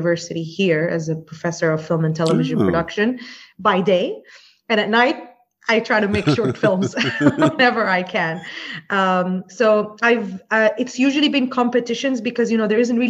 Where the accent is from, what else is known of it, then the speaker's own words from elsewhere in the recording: Jordan; moved away as an adult; now in Dubai, United Arab Emirates; I grew up in Jordan